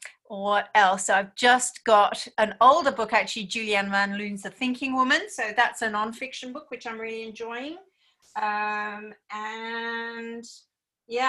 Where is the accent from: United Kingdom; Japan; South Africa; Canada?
Japan; born or raised there; now in Australia